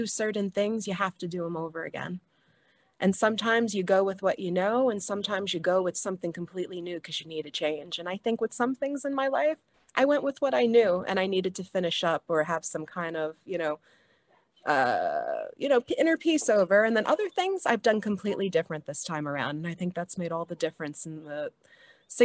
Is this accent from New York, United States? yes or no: yes; New York City, New York, United States; moved away as an adult; now in Hawaii, United States; I was born and raised in Staten Island